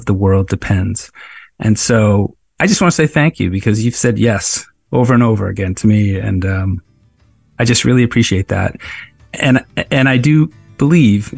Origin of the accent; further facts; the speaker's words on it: Cape Cod, Massachusetts, United States; now in Nantucket, United States; I grew up on Cape Cod